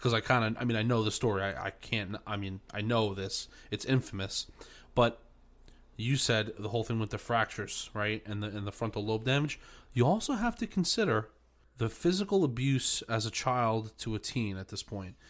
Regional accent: New York, United States; now in New Jersey, United States; I'm still a New Yorker

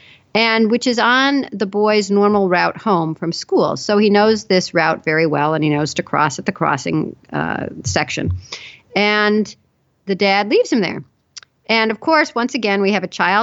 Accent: Chicago, Illinois, United States; I grew up in Chicago

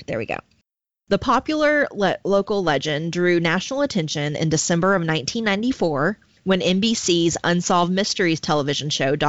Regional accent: Arkadelphia, Arkansas, United States; also born or lived in Gurdon, Arkansas / Caddo Valley, Arkansas / Curtis, Arkansas; So I grew up in Clark County, Arkansas, which is like southwestern Arkansas. I went to school in Arkadelphia, K through 12, but we lived in Garden until I was about four, and then we moved to Caddo Valley, and then we moved to Curtis

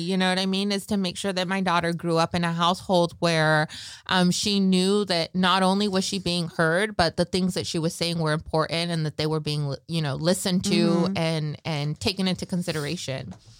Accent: Michoacán, Mexico; Carrilla, we're from Michoacán, like, right?

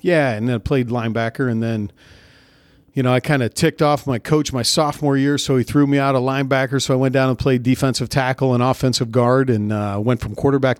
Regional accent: California, United States; So the guys in the neighborhood that I grew up in Central California, they played tackle football without pads.

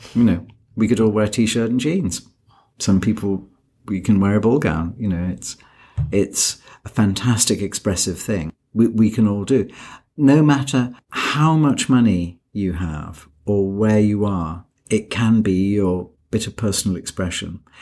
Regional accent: United Kingdom; I'm British

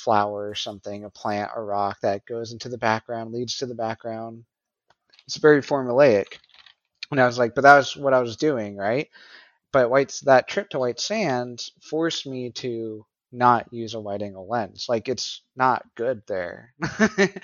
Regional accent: New Mexico, United States; moved away; I'm originally from New Mexico.

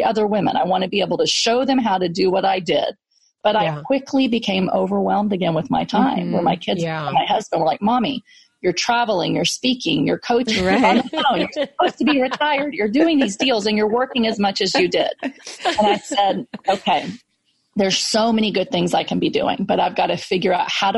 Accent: Texas, United States; I grew up in Section 8 housing in Texas

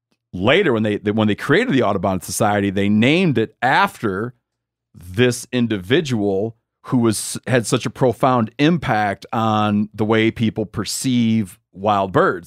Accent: Australia; you know, I grew up in Australia. It's not a common food item.

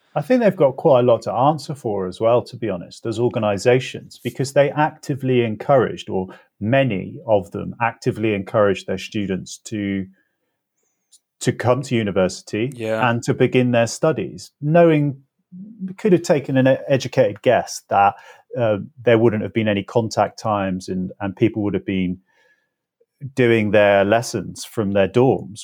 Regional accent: North Oxfordshire, South East England, United Kingdom; moved away as an adult; a teenager growing up in North Oxfordshire

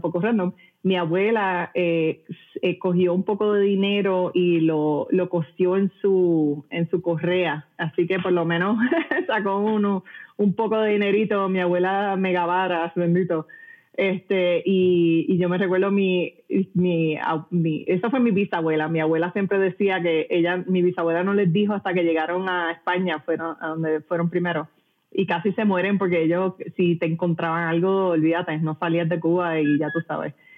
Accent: Puerto Rico; moved away; yo nací y crecí en Puerto Rico, eh, de padre cubano

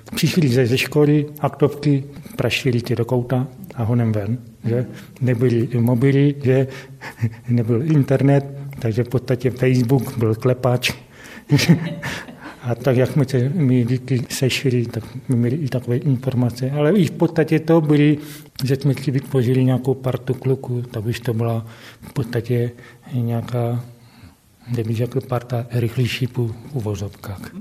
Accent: Havířov, Moravian-Silesian Region, Czechia; also born or lived in Karviná; já jsem se sice nenarodil, jsem se v Havířově, protože tady ještě v Havířově nemocnice nebyla, narodil jsem se v Karviné, ale bydlím Od roku šedesát pět na Vyžově

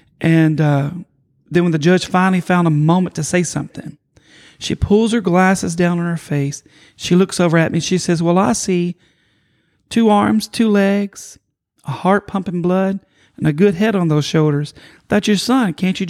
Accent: Kentucky, United States; moved away; I grew up in Kentucky.

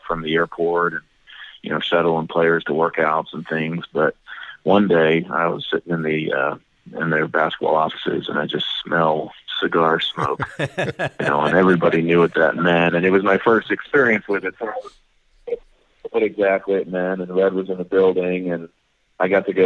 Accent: Gilbert, Arizona, United States; when I was growing up in Gilbert, Arizona

